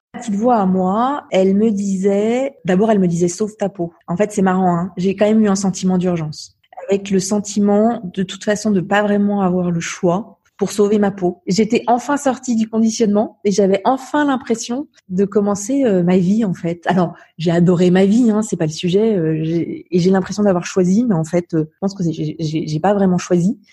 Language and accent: French; Savoie, Auvergne-Rhône-Alpes, France; also born or lived in Romans-sur-Isère, Drôme; je suis née dans la Drôme, mais en revanche, j'ai vraiment vécu euh, toute, toute, ma vie en Savoie